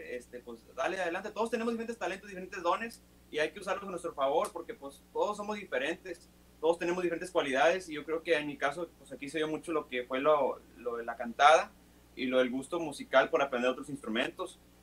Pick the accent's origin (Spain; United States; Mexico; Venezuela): United States; McAllen, Texas; yo soy de aquí de Estados Unidos, soy de aquí de McAllen